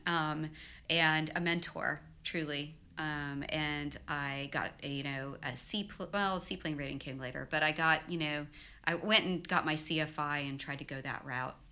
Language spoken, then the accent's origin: English; Houston, Texas, United States; I grew up in Houston